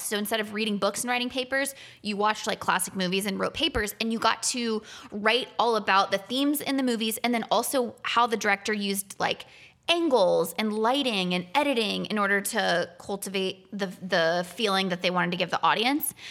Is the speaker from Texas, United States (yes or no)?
no; Florida, United States; moved away as an adult; now in California, United States; I grew up in Florida